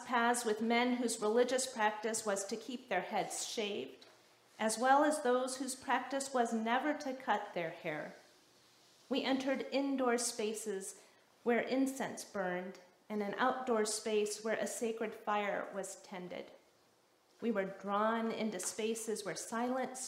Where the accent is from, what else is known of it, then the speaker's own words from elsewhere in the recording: the South, United States; moved away; when I was growing up in the South